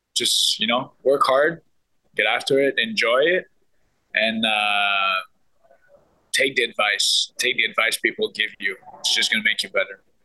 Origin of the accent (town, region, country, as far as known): Montreal, Quebec, Canada; born or raised there; now in Ottawa, Canada